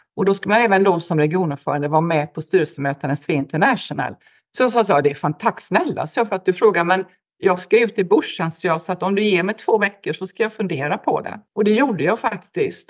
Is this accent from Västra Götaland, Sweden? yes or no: yes; Gothenburg, Västra Götaland, Sweden; also born or lived in Stockholm; now in Perth, Australia; min hemstad i Sverige, Göteborg